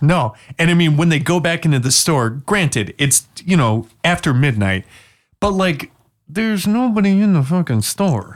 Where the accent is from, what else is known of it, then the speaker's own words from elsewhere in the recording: Washington, United States; I'm from Washington State.